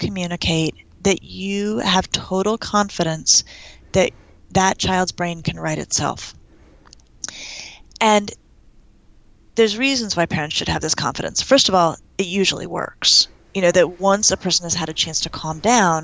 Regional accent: Denver, Colorado, United States; I'm from Denver

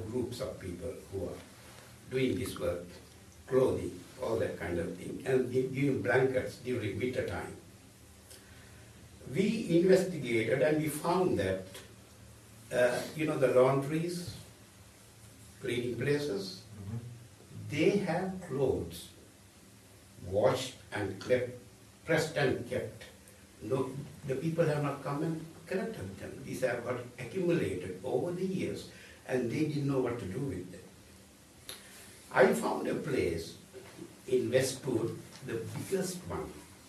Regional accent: Sri Lanka; moved away; But I am originally from Sri Lanka, which is a Buddhist, predominantly a Buddhist country, born to a Roman Catholic family.

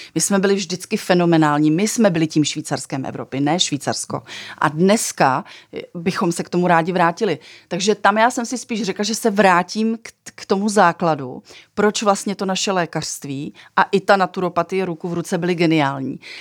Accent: Czechia

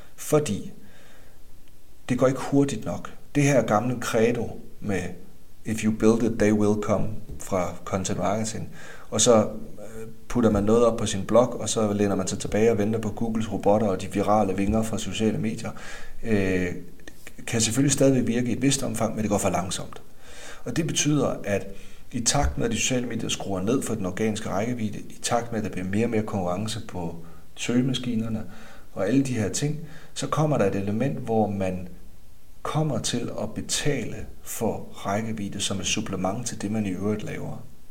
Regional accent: Denmark; nu er jeg også fra Jylland

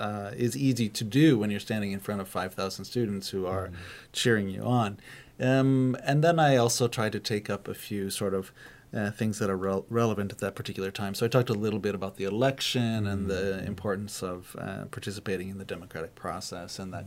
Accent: United States; moved away as an adult; also born or lived in Trondheim, Norway / Tromsø, Norway; now in Norway; because I come from the states

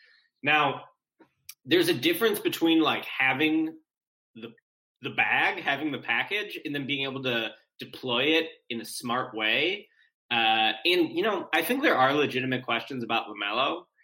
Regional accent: Chicago, Illinois, United States; I'm from Chicago, lifelong Bulls fan.

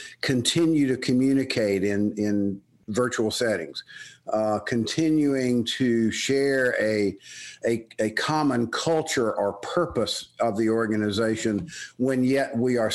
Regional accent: Birmingham, Alabama, United States; accent: Southern; moved away as an adult; also born or lived in Tuscaloosa, Alabama / State College, Pennsylvania; I was born and raised in Birmingham, Alabama

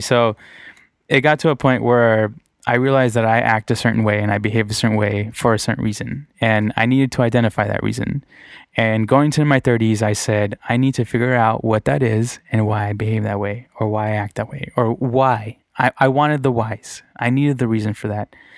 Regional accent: Redondo Beach, California, United States; also born or lived in Torrance / Downey; I grew up in Redondo Beach and then Torrance

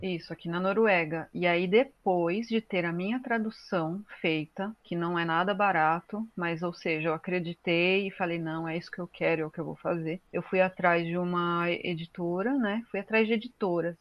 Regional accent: Brazil; Sou brasileira

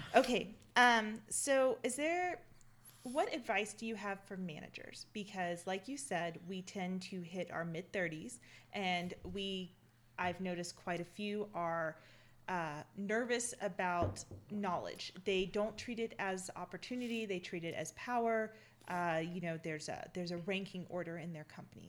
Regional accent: Mississippi, United States; I'm from Mississippi, and when our crazy gets off the front porch, we cheer it on

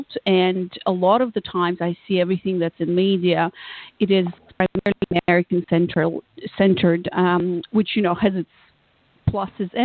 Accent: Moldova; moved away; also born or lived in United States; I was born in Moldova, which probably most of your listeners have never heard about, and I'm usually the first person from my country that people meet

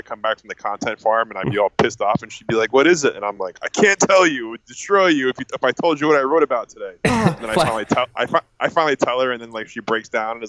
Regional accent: Harrison, New Jersey, United States; also born or lived in New Brunswick, New Jersey / Hoboken, New Jersey; I grew up in Jersey, live in Jersey. I grew up in a town called Harrison, New Jersey, and then I went to Rutgers University in New Brunswick, New Jersey, and now I live in Hoboken, New Jersey.

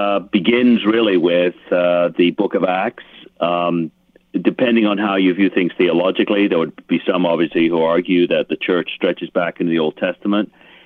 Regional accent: England, United Kingdom; I was born in England, and so I had the privilege of growing up in a context where there was a lot of history, older history around.

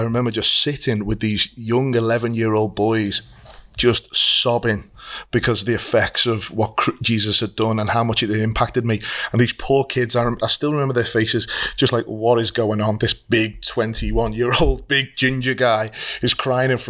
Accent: Liverpool, North West England, United Kingdom; accent: Scouse; we both grew up in Liverpool. We are what we're called Scousers

